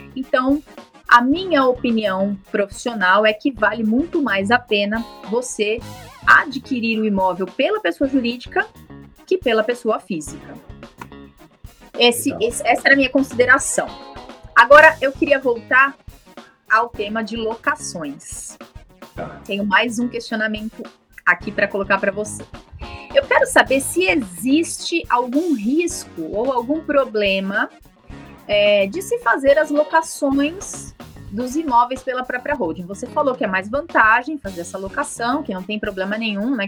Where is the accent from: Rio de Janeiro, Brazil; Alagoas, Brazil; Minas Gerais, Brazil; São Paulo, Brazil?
São Paulo, Brazil; eu sou da capital de São Paulo